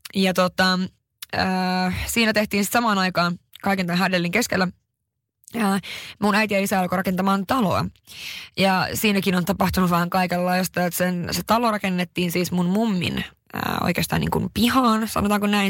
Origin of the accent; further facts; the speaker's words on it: Haparanda, Norrbotten County, Sweden; Mä oon syntynyt tosiaan 91 Haaparannassa